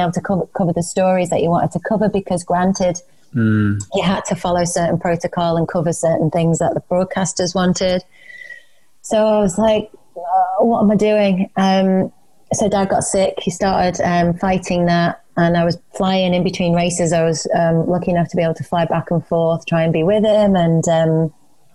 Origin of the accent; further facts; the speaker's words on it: Isle of Man; moved away; I'm originally from the Isle of Man, so I found myself moving back there.